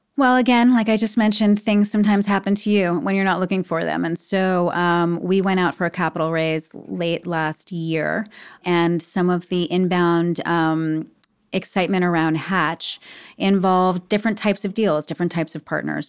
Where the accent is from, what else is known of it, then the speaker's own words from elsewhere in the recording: New York City, New York, United States; I was born on eighty-eighth Street. I, I grew up on eighty-eighth Street